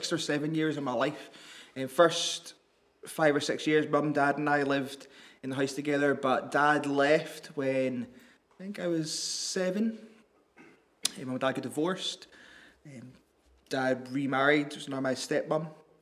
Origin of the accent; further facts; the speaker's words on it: Northern Ireland, United Kingdom; I grew up in Northern Ireland